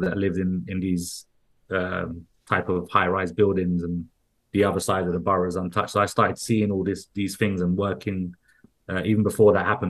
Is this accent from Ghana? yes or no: no; London, United Kingdom; I kind of was growing up in West London, with my mom and my stepdad